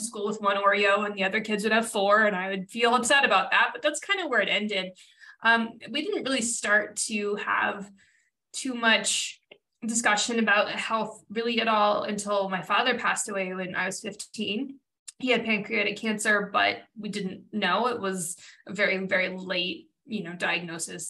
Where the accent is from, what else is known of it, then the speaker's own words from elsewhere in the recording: Reno, Nevada, United States; I grew up in Reno, Nevada